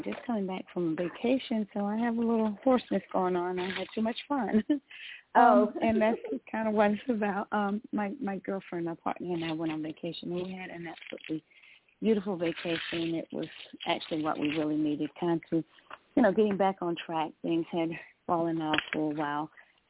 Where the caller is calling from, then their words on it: Atlanta, Georgia, United States; I'm calling from Atlanta, Georgia.